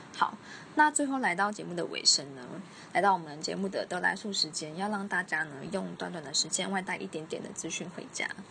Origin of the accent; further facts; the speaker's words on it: southern Taiwan, Taiwan; 我们南部人